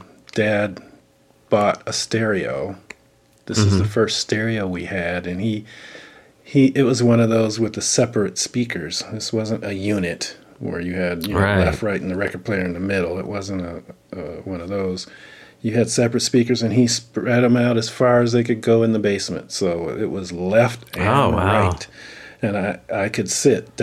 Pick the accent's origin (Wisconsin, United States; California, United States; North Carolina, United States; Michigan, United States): Michigan, United States; Pontiac; I'm from Detroit. I'm from Pontiac.